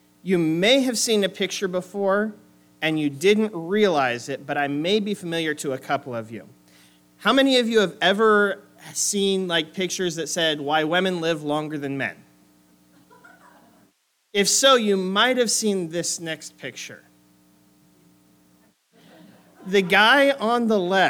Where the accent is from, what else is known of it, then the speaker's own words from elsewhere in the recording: Oregon, United States; moved away as an adult; also born or lived in Springfield, Missouri; I grew up on the West Coast off in the very green, very wet state of Oregon